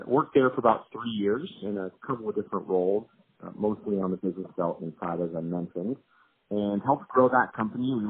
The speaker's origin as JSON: {"language": "English", "region": "Colorado", "country": "United States", "tie": "born or raised there", "also_born_or_lived": "Los Angeles / San Francisco", "moved": "as an adult", "said": "I grew up in Colorado"}